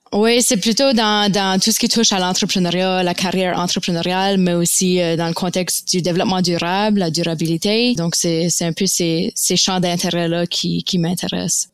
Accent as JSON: {"language": "French", "town": "Fredericton", "region": "New Brunswick", "country": "Canada", "tie": "born or raised there", "also_born_or_lived": "Baie-Sainte-Marie, Nova Scotia", "accent": "Acadian (Baie)", "lives_now": "Moncton, Canada", "said": "je suis une Acadienne originaire de la Nouvelle-Écosse. Euh, mais j'ai grandi à Fredericton au Nouveau-Brunswick"}